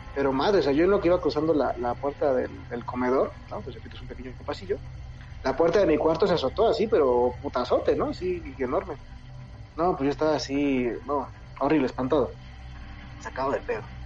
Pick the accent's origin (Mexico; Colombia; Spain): Mexico; Mexico City; yo soy de aquí, de la Ciudad de México, pero me mudé al Estado de México.